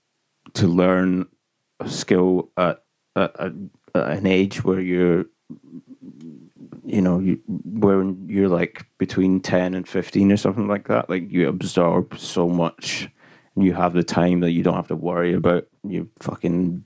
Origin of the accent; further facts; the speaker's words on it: Glasgow, Scotland, United Kingdom; I'm from Glasgow in Scotland